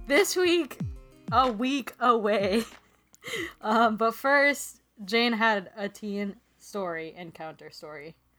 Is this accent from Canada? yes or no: no; Philippines; moved away; when I was growing up in the Philippines, I would go to this one mass near my hometown